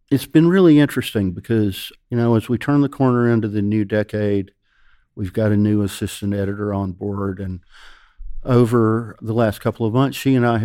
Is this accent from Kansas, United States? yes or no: no; Ellijay, Georgia, United States; I'm from Ellijay. This ain't supposed to happen.